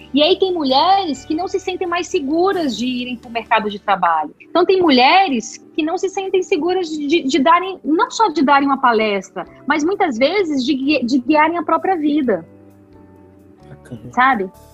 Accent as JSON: {"language": "Portuguese", "town": "Brasília", "region": "Federal District", "country": "Brazil", "tie": "born or raised there", "said": "nasci aqui, nasci aqui em Brasília."}